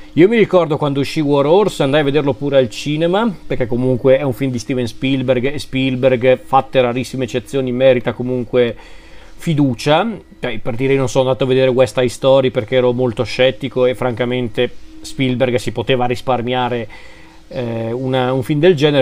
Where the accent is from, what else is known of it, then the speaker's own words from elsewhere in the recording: Lombardy, Italy; sono lombardo